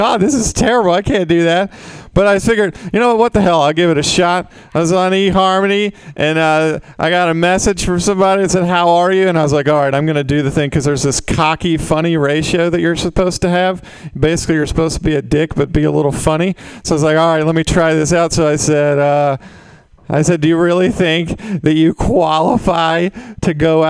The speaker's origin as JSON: {"language": "English", "region": "Mississippi", "country": "United States", "moved": "yes", "lives_now": "San Francisco, United States", "said": "I'm originally from Mississippi"}